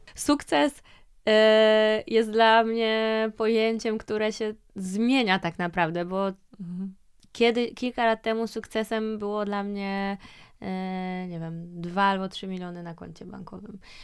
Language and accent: Polish; Łódź, Łódź Voivodeship, Poland; wychowałam się w takim domu mhm. e, w centrum miasta w Łodzi